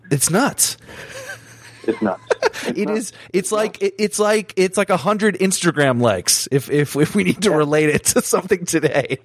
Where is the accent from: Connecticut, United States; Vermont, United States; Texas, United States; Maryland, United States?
Vermont, United States; I grew up in Vermont, super small place, not much going on.